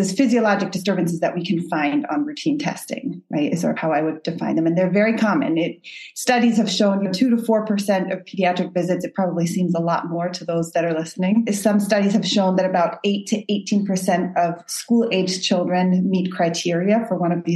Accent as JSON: {"language": "English", "area": "Munich area", "region": "Bavaria", "country": "Germany", "also_born_or_lived": "Boston, United States", "moved": "as an adult", "lives_now": "United States", "said": "I'm actually from Germany originally, and I came to the U.S. in 2013"}